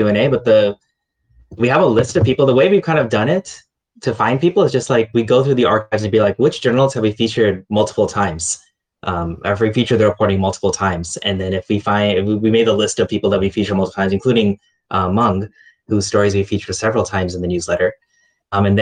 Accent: United States; moved away; as an American journalist in the region

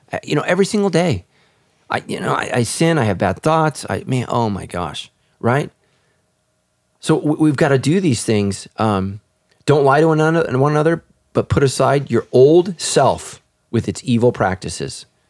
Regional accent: United States; my nationality is I'm American

